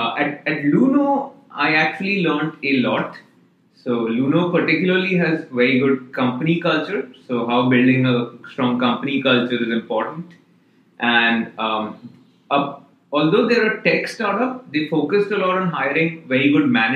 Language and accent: English; India; moved away; I'm originally from India